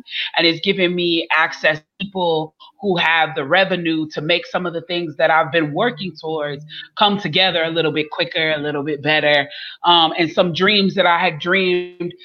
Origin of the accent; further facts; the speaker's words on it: Chicago, Illinois, United States; now in Atlanta, United States; I'm originally from Chicago, but I live in Atlanta